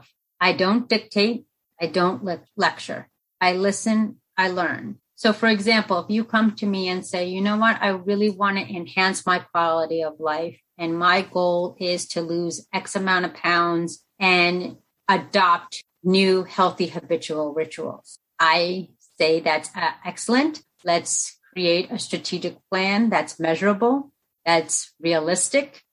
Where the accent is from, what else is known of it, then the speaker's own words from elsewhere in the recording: United States; also born or lived in Colombia; I was born in Colombia, South America, during the cartel, the war-torn drug zone era at its prime. And my parents made the ultimate sacrifice to put me up for adoption. And in doing so, I arrived to the promised land, that of America, at 11 pounds, 11 months old